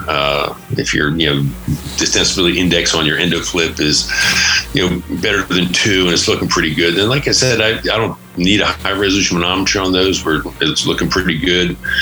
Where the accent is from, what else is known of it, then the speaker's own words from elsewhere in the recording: just north of Philadelphia, Pennsylvania, United States; moved away as an adult; also born or lived in Pittsburgh, Pennsylvania / Virginia; now in Nevada, United States; I grew up uh, just north of Philadelphia, some oh. big suburbs out there, the East Coast